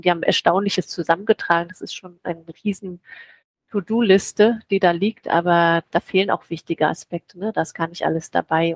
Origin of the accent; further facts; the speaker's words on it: near Schwerin, Mecklenburg-Vorpommern, Germany; moved away as an adult; also born or lived in Leipzig / Potsdam / Budapest; Ich komme aus der Nähe von Schwerin, bin also Mecklenburgerin